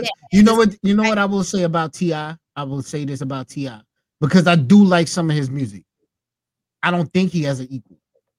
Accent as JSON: {"language": "English", "region": "New York", "country": "United States", "said": "I'm from New York."}